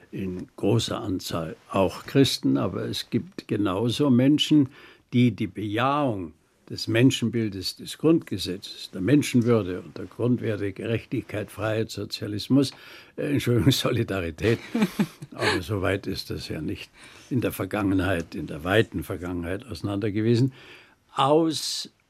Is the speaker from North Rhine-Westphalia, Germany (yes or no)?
no; Bavaria, Germany; als Bayer sage ich vom